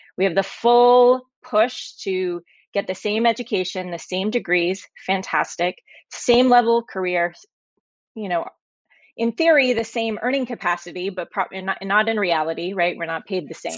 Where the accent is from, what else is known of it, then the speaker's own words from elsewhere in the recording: Oklahoma, United States; I grew up in Oklahoma